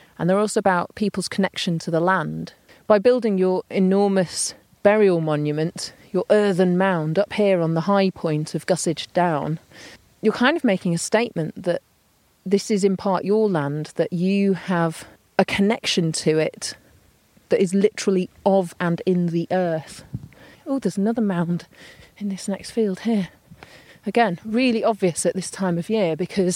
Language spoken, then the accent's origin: English; near Manchester, North West England, United Kingdom; I grew up near Manchester